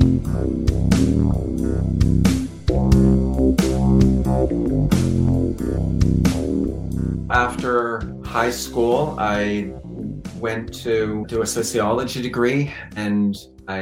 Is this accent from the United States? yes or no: no; Kenya; moved away; also born or lived in Canada; I've grown up in both countries, probably 70% in Kenya and then the rest in Canada.